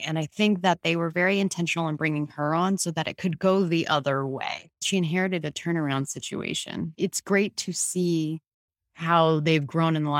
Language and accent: English; Boston, Massachusetts, United States; my hometown team, the Red Sox